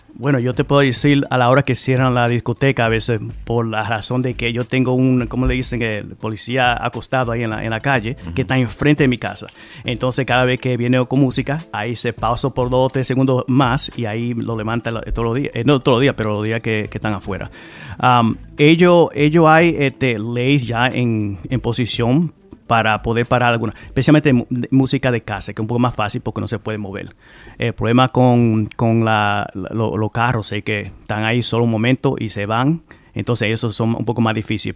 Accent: Providence, Rhode Island, United States; yo soy hijo de Providence, no nací aquí, llegué aquí a los nueve años

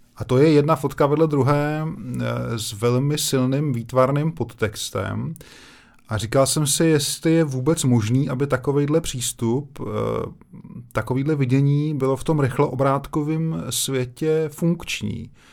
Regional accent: Brno, South Moravian Region, Czechia; já jsem z Lesné

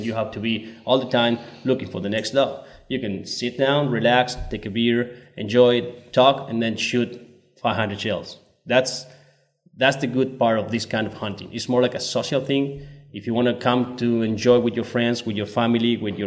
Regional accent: Córdoba, Argentina; born and raised in Cordoba

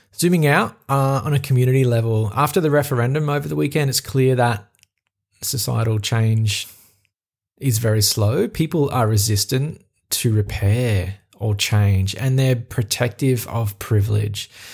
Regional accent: Australia; accent: Australian; my Australian accent

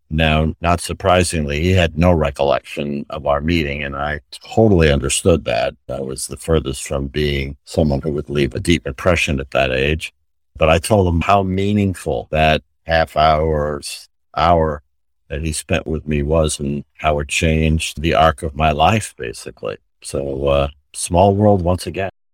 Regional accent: New York City, New York, United States; moved away; also born or lived in Connecticut; my mother was a purchasing agent in the local hospital where I grew up in New York City

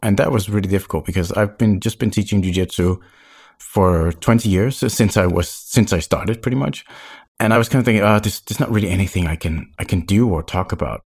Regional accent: Copenhagen, Capital Region of Denmark, Denmark; moved away as an adult; also born or lived in French Caribbean; I'm originally from Copenhagen, Denmark, but I lived in Sandborg in the French Caribbean for five years.

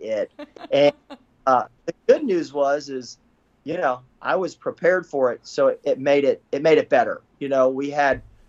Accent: Florida, United States; growing up in Florida

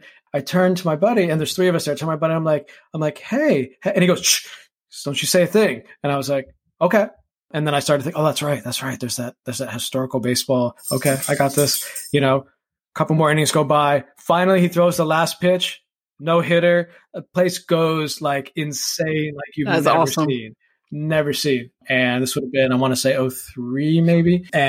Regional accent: Tampa, Florida, United States; growing up in Tampa and following the Rays

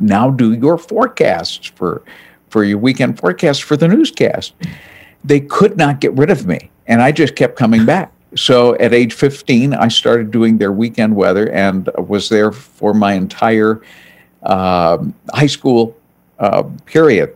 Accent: New Bedford, Massachusetts, United States; first language French; English is a second language; also born or lived in Vermont; now in Cleveland, United States; I was born in New Bedford, Massachusetts, south coast, south of Boston, near Buzzards Bay

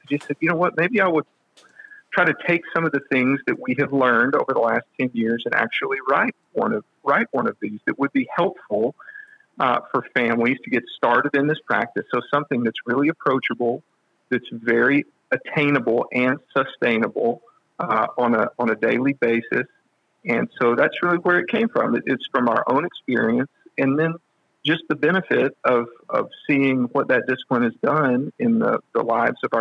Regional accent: West Texas, United States; now in Nashville, United States; I'm from a small town out in West Texas

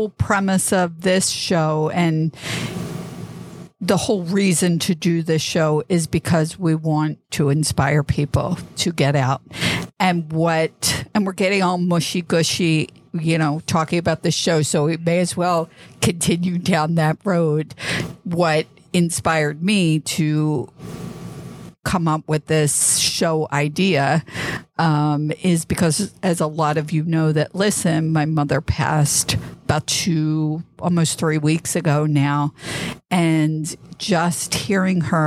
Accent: East Coast, United States; moved away; I grew up on the East Coast.

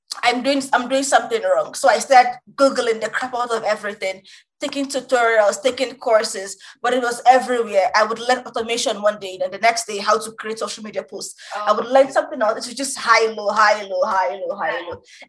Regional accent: Nigeria; I'm Nigerian

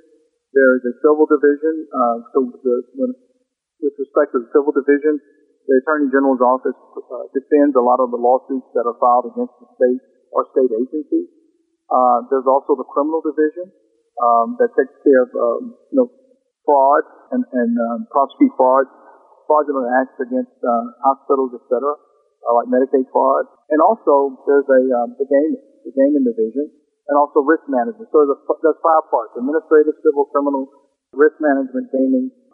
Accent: South Louisiana, United States; now in North Louisiana, United States; I was born and raised in South Louisiana

